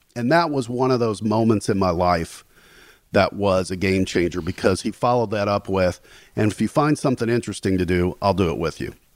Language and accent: English; Gary, Indiana, United States; moved away; I grew up in Gary, Indiana, um, which is not exactly a hotbed for fame and fortune